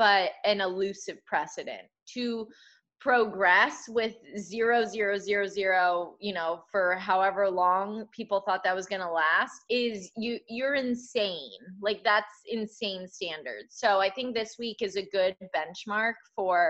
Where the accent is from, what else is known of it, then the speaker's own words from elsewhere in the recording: Connecticut, United States; Connecticut, my home state